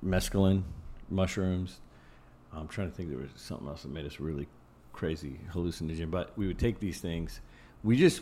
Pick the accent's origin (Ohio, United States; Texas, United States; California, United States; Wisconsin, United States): Ohio, United States; I'm from Ohio where the lakes are very, very large.